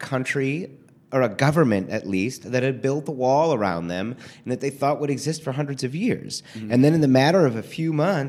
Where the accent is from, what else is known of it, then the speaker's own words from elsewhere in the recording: Midwest, United States; I mean, so I'm from the Midwest. Most of my family is from Detroit.